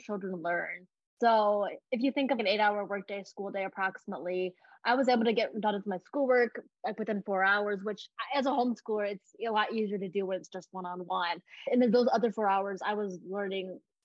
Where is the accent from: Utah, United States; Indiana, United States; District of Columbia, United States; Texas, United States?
Indiana, United States; moved away as an adult; also born or lived in China; now in California, United States; Back in Indiana is very rural. It's very homogenous and white